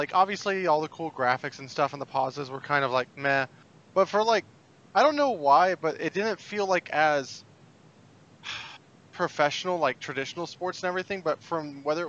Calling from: Phoenix, Arizona, United States; From Phoenix, Arizona.

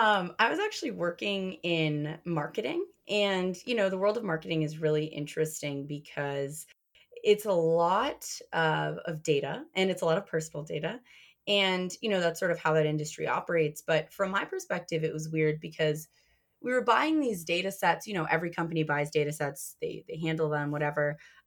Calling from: Ann Arbor, Michigan, United States; I am calling from Ann Arbor, Michigan.

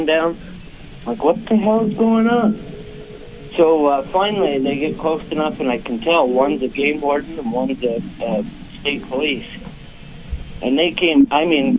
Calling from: St. Albans, Vermont, United States; I'm calling from St. Albans, Vermont

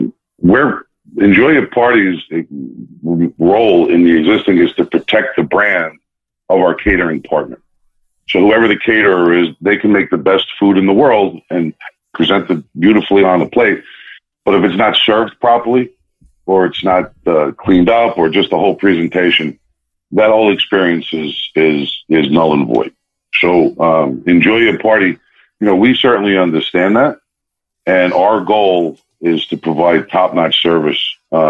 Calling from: New Jersey, United States; I am calling in from New Jersey, the northern part of the country

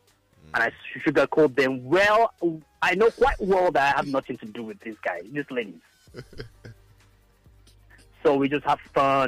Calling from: Brooklyn, New York, United States; I don't want to mention my name, but I'm coming from Brooklyn, New York.

